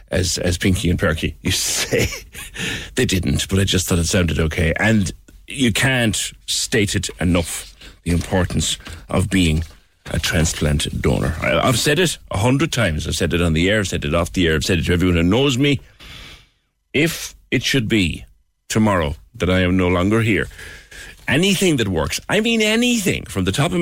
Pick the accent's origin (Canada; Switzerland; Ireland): Ireland; Cork, Munster; Good. We have conquered the world, us Corkies, haven't we?